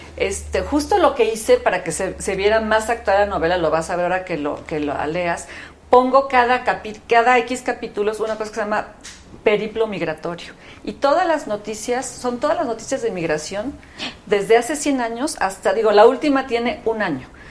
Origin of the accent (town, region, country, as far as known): Mexico